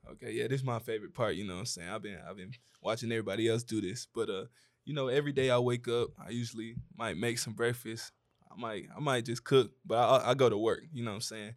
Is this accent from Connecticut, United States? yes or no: no; Atlanta, Georgia, United States; I'm from Atlanta, Georgia